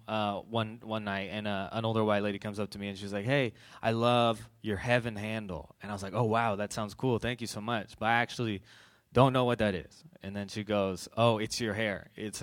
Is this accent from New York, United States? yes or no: no; Bay Area, California, United States; I grew up here in the Bay Area